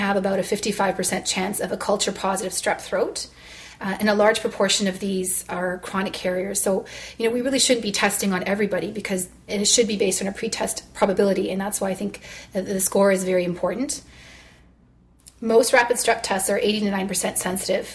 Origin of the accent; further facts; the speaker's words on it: Toronto, Ontario, Canada; I'm from Toronto